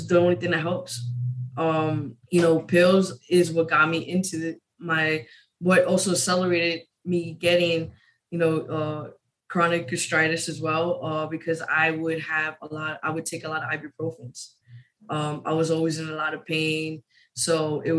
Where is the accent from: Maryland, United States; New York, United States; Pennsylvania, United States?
New York, United States; moved away as an adult; I'm originally from New York.